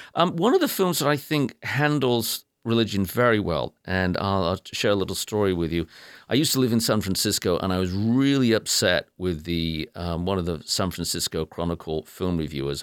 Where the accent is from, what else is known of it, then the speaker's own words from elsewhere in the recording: England, United Kingdom; accent: English; now in United States; I, immediately abandoned my English accent